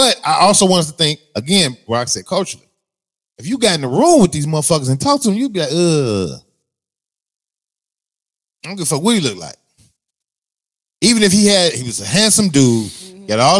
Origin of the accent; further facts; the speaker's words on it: Chicago, Illinois, United States; We have the luxury of being born and bred in Chicago.